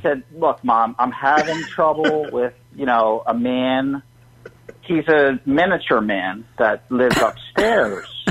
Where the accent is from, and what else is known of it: Philadelphia, Pennsylvania, United States